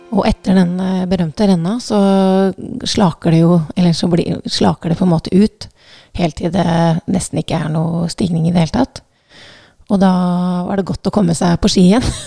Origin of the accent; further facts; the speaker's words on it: Southern Norway, Norway; som søring